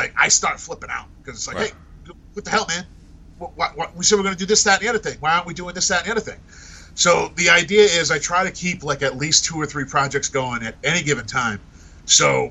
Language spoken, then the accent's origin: English; Fall River, Massachusetts, United States; accent: Rhode Island accent; also born or lived in Tiverton, Rhode Island / North Carolina; I grew up in Timmins, Rhode Island, which is on the border of Fall River, Massachusetts, and then I spent the rest of my growing up years in Fall River, Massachusetts.